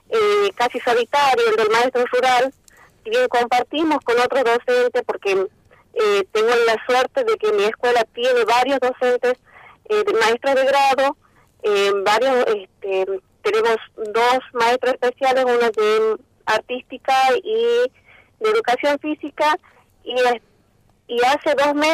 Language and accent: Spanish; Santa María, Catamarca, Argentina; mi familia es de acá de Santa María, yo nací acá, me, crié acá, eh, asistí a la escuela primaria, secundaria y al terciario en Santa María.